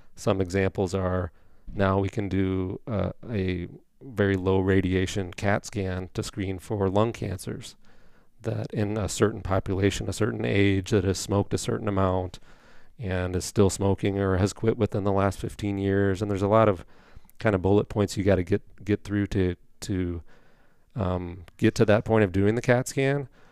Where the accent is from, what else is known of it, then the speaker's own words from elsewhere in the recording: Indiana, United States; moved away as an adult; also born or lived in Saint Paul, Minnesota / New Richmond, Wisconsin; I'm from Indiana originally, so went back down there for med school and residency